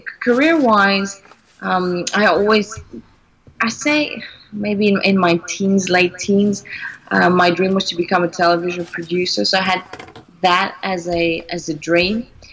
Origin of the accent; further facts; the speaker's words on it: Greece; born there; I was born in Greece, but my parents are not Greek. My mother is French and my father's half British, half Cypriot.